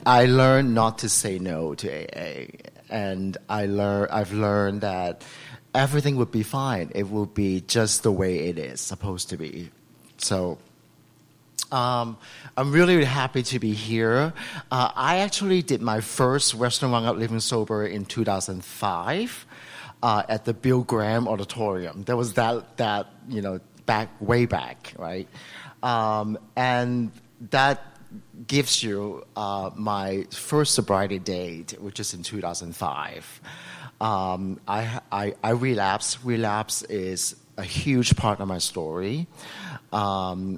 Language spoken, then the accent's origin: English; Macau; now in San Francisco, United States; I was born in Macau.